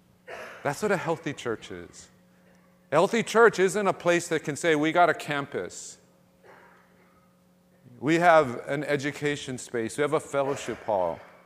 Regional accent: Ewa Beach, Hawaii, United States; And where we grew up in Real Eva Beach is a very different place.

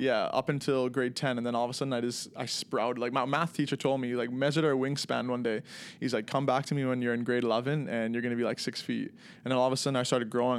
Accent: Toronto, Ontario, Canada; moved away as an adult; also born or lived in Macon, Georgia, United States; growing up in Toronto, very diverse, you know, city

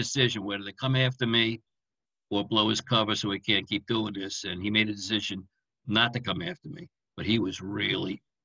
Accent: New York City, New York, United States; moved away as an adult; also born or lived in Manhattan; I'm from Brooklyn

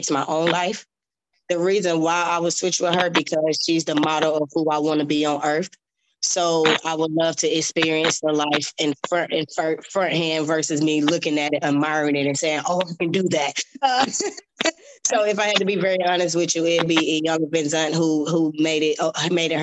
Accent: Georgia, United States; In my hometown, Georgia always get the show first

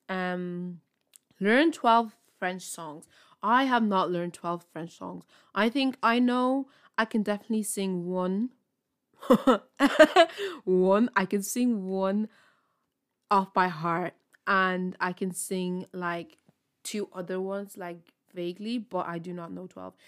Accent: Ireland; I'm from Ireland

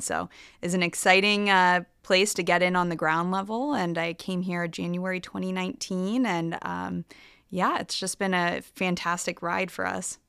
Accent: Nebraska, United States; moved away as an adult; also born or lived in Boston / Philadelphia / Miami; I am originally from Nebraska. I grew up here

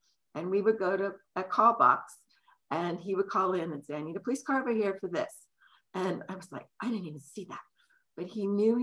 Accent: San Francisco, California, United States; now in King County, United States; I grew up in San Francisco, where my dad was a policeman

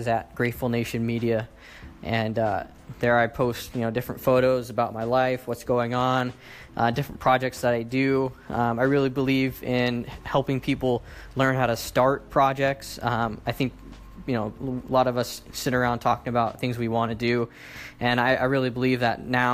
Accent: Sacramento, California, United States; I am from Sacramento, California

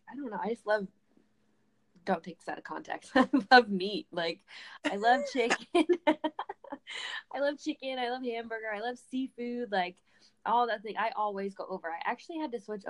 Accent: Vermont, United States; moved away as an adult; now in Tampa, United States; I just moved to Tampa, Florida, but I'm originally from Vermont.

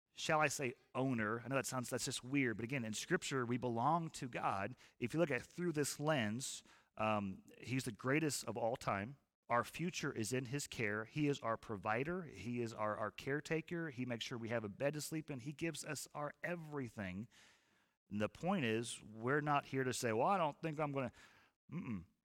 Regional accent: United States

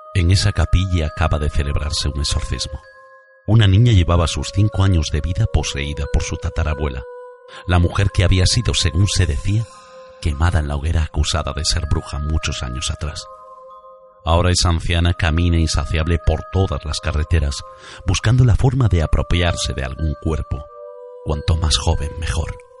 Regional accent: Galicia, Spain; yo soy gallego, emitimos desde Galicia, desde Tui

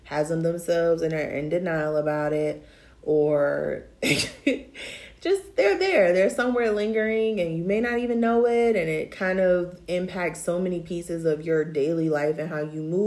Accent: Tidewater 757 area, Virginia, United States; growing up in the Tidewater 757 area, like Norfolk State is it

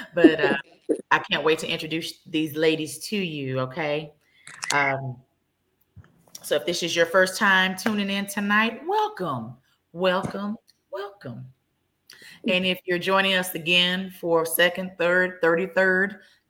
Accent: Dallas, Texas, United States; I am born and raised in Dallas.

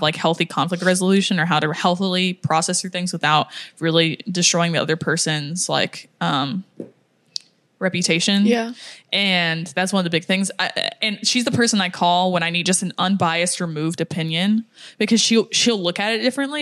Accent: United States; I'm American

